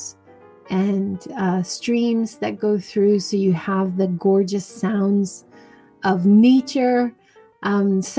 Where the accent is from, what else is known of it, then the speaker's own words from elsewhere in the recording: Hawaii, United States; now in Hiroshima, Japan; I grew up in Hawaii